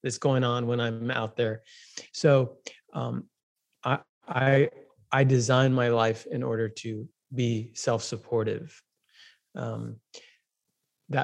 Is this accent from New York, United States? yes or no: yes; New York, United States; moved away; I grew up in New York